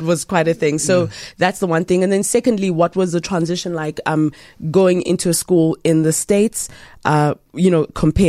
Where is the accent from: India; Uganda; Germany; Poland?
Uganda; being Ugandan